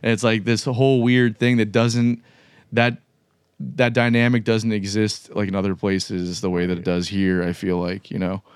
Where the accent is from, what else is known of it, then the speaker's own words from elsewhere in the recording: South Florida, United States; now in Jacksonville, United States; I'm from South Florida originally